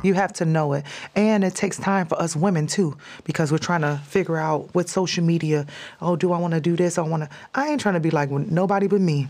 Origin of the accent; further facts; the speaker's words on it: Chicago, Illinois, United States; moved away; also born or lived in California / Texas / Las Vegas; That's where I grew up in Chicago